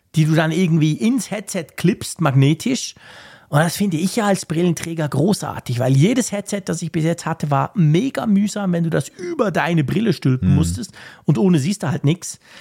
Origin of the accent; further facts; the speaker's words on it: Switzerland; bei uns in der Schweiz